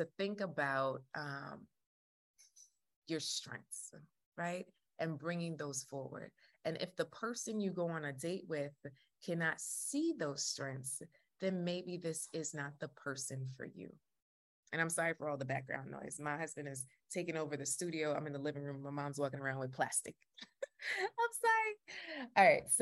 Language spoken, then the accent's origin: English; Jamaica; I'm Jamaican